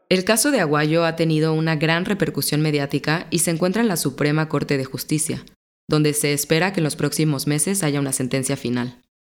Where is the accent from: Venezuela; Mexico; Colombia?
Mexico; soy periodista mexicana